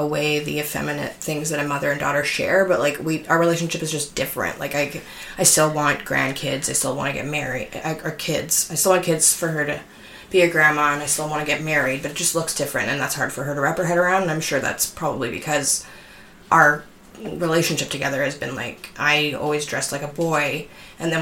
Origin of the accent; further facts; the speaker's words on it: Winnipeg, Manitoba, Canada; moved away as an adult; also born or lived in Montreal; now in Toronto, Canada; I'm from Winnipeg originally, I'm moving to Toronto, like, 3 years ago, and I lived in Montreal from when I was, like, 23 to 28